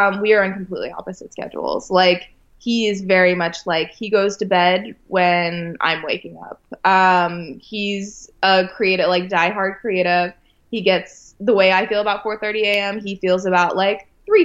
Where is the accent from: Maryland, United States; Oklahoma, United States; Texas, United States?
Maryland, United States; Westminster; moved away; I grew up on a farm as well. So I'm from a farm town outside of Baltimore, Maryland